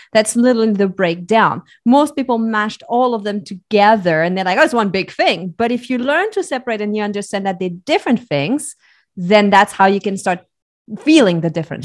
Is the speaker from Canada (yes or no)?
no; Switzerland; So I was born and raised in Switzerland.